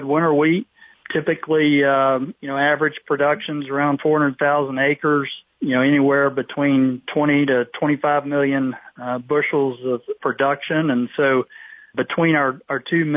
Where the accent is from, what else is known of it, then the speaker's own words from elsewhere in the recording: East Tennessee, United States; moved away as an adult; now in Statesville, United States; I grew up in East Tennessee